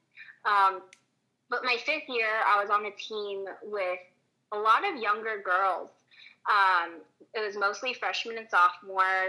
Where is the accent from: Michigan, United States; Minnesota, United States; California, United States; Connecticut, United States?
California, United States; Southern; I'm from Southern California, and I kind of wanted to stay in that area. And LMU is like 45 minutes away from where I grew up